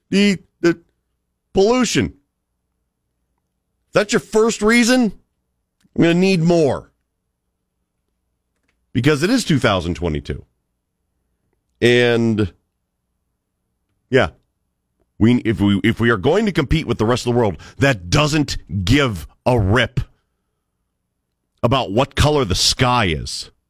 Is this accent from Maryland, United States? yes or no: no; Cleveland, Ohio, United States; also born or lived in Birmingham, Alabama; dude, I grew up in Cleveland, Ohio. Okay. I lived in Birmingham, Alabama, which used to be the steel belt of the South.